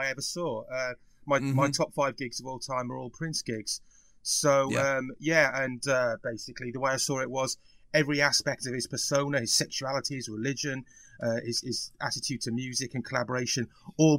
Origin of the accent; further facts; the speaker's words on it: Wales, United Kingdom; I'm Welsh